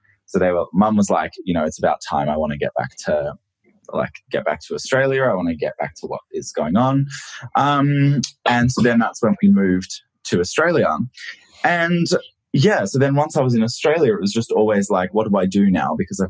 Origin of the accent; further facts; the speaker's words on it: Shanghai, China; moved away; also born or lived in Japan; So I was born in Japan and then I lived there with my parents until I was 7. And then when that happened, 2000 rolled around and then my dad got a job with General Motors in Shanghai. And then, so that's when we moved to Shanghai